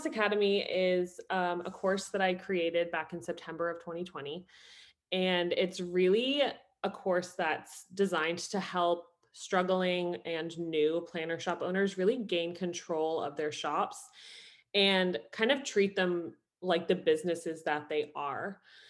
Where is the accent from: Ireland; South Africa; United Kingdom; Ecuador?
Ireland; also born or lived in New Jersey, United States; So I was born in New Jersey. My mom is Irish. So we moved to Ireland when I was 12, did high school, college, and I was a project manager at Yahoo in Ireland.